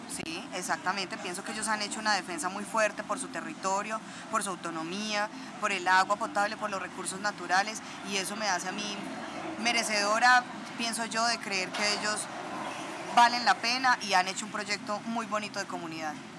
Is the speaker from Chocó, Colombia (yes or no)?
no; Chinchiná, Caldas, Colombia; also born or lived in Pereira / Manizales; Yo nací en Pereira, pero a los tres meses de haber nacido, mi mamá se fue a vivir a Chinchina Caldas y desde ahí toda mi vida, a excepción de cinco años que estuve acá eh, viviendo en Marisales por la universidad, he vivido en Chinchina